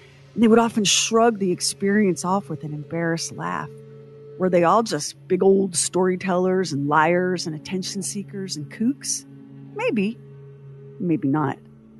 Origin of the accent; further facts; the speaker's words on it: Wyoming, United States; Growing up in Northwest Wyoming, we saw so many puzzling things in the night sky.